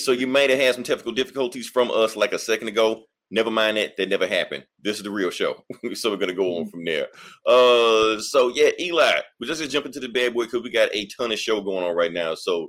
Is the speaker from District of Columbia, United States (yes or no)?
no; Mississippi, United States; I know I'm from Mississippi